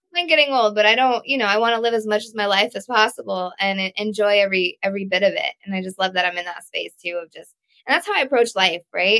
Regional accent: Connecticut, United States; also born or lived in Texas; we moved from Texas to Connecticut

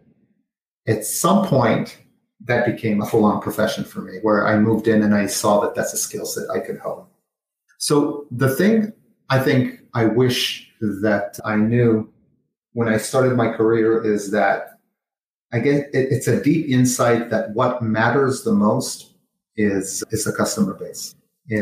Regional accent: Jerusalem, Jerusalem District, Israel; moved away as an adult; also born or lived in Los Angeles; I was born in Jerusalem, Israel, had military service

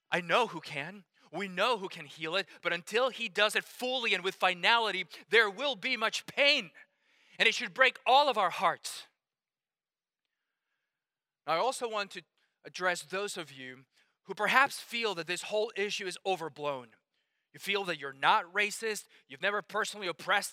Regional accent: Colombia; now in United States; as I was getting ready to come from Colombia to the States

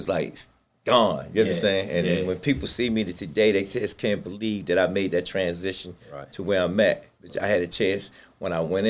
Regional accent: Baltimore, Maryland, United States; Came up in the projects. When I sit there and say the projects, I'm originally from the Poe home.

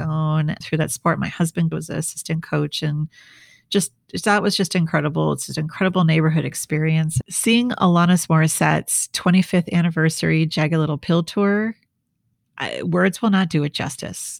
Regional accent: Minnesota, United States; also born or lived in New York / Washington, D.C. / Switzerland; now in San Diego, United States; I'm from the Midwest, I'm from Minnesota

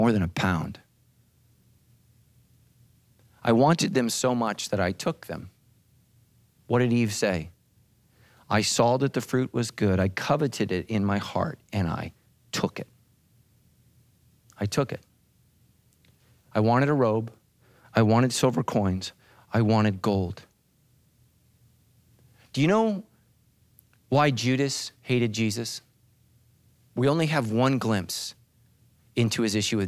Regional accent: United States; as an American

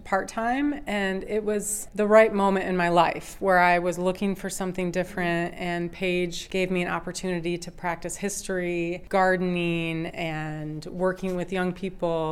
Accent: Michigan, United States; now in Marshall, United States; I am originally from Michigan, and now I live here in Marshall.

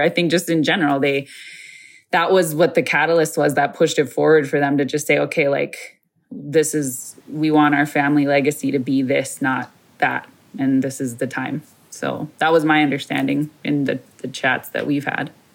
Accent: Isle, Minnesota, United States; I am from Mille Lacs, but more specifically from the uh, Isle community in that uh, reservation

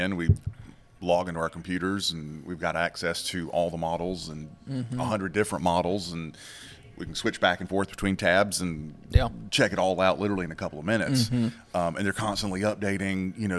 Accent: Charlotte, North Carolina, United States; moved away; I was born and raised in Charlotte

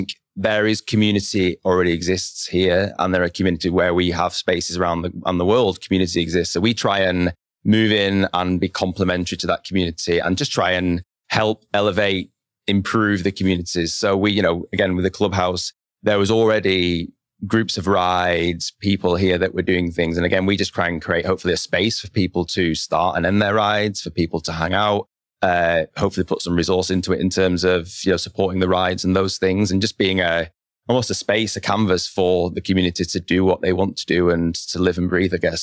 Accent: Lancaster, North West England, United Kingdom; moved away as an adult; also born or lived in London; now in Bentonville, United States; my hometown in Lancaster

